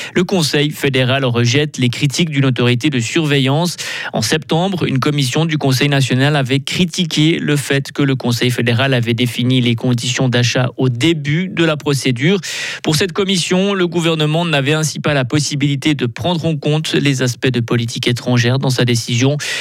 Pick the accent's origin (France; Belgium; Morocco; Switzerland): Switzerland; chez nous, en Suisse